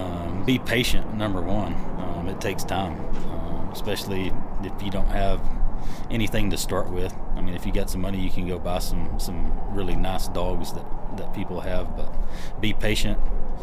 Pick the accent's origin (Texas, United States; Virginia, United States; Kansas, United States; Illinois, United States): Texas, United States; West; I grew up ranching in West Texas, and I had my first horse when I was 3